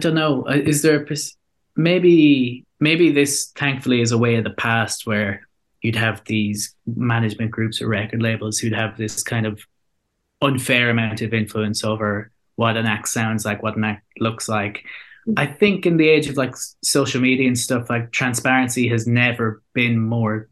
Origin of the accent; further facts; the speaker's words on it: Ireland; our identity as Irish people